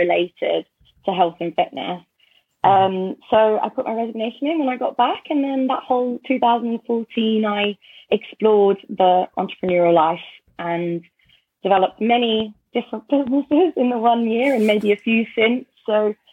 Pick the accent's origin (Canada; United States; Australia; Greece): Australia; moved away as an adult; now in United Kingdom; I grew up in Australia